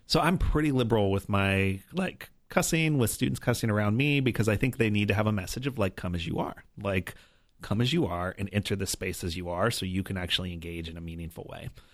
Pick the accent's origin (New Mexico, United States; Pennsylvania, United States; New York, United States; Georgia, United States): New Mexico, United States; also born or lived in Colorado; Born in Colorado, spent most of my life growing up in New Mexico